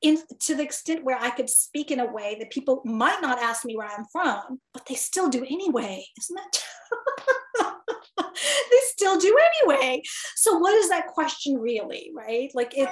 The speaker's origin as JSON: {"language": "English", "town": "Gaborone", "country": "Botswana", "moved": "as an adult", "said": "When I first arrived in Chicago as an international student from Botswana, was like, well, I could tell you Botswana, but then you'd ask me, where's that? And then I'd say to you, well, I'm from the capital city, Gaborone"}